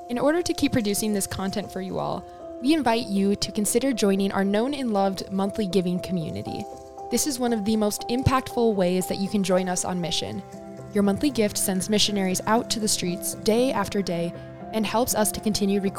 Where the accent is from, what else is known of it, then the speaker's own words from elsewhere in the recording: United States; I'm American